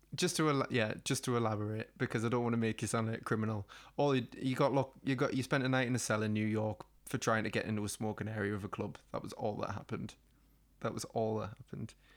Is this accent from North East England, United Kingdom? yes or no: yes; the Northeast, North East England, United Kingdom; we're from the Northeast and we have, like, an extreme personality type